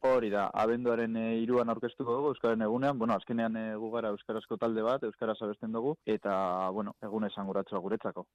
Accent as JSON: {"language": "Basque", "town": "Gernika", "region": "Basque Country", "country": "Spain", "said": "gure herrian jo gendula, gernikago jaietan"}